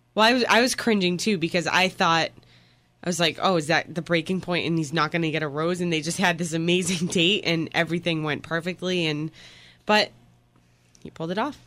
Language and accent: English; Boston, Massachusetts, United States; I'm from Boston